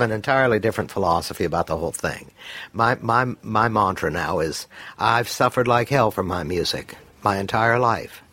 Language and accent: English; Mississippi, United States; I was born in Mississippi